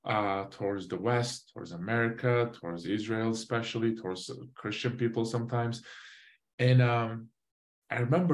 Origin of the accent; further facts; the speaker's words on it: Van, Turkey; moved away; also born or lived in Switzerland; I was born in Switzerland. I moved back to Turkey, you know, when I was 9 months. I grew up inside of Turkey, the city called Van, V-A-N